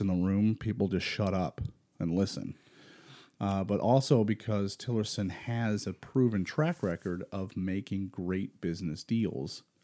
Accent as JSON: {"language": "English", "town": "Rochester", "region": "New York", "country": "United States", "said": "we're from Rochester"}